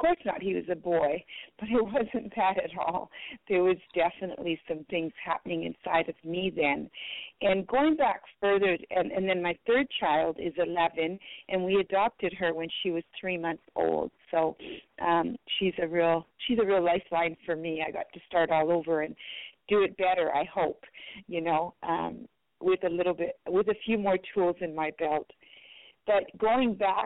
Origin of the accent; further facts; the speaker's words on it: Manitoba, Canada; first language French; English is a second language; also born or lived in Belgium; at my age of 8, we immigrated from Belgium to Canada, and I had to leave my grandparents behind.